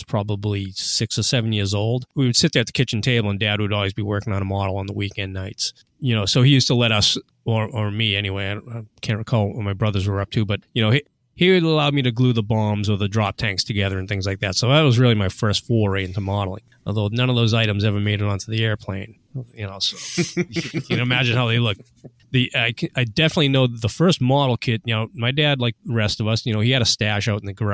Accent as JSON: {"language": "English", "town": "Boston", "region": "Massachusetts", "country": "United States", "tie": "born or raised there", "said": "I was born in Boston, Massachusetts, born and raised there in the neighborhood of Dorchester specifically"}